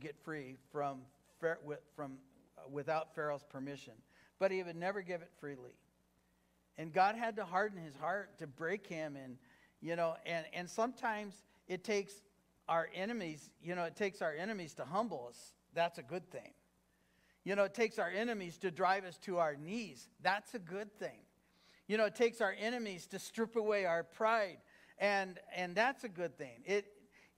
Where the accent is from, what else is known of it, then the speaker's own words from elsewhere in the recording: Fillmore, California, United States; also born or lived in Los Angeles, California / Lynwood, California / Norwalk, California / El Cajon, California; now in Hesperia, United States; I was born in Los Angeles. Raised in Fillmore, California